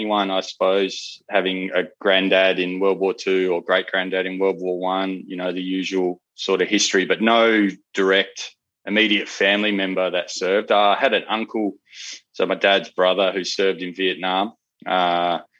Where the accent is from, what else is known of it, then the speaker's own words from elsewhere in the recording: Perth, Western Australia, Australia; growing up in Perth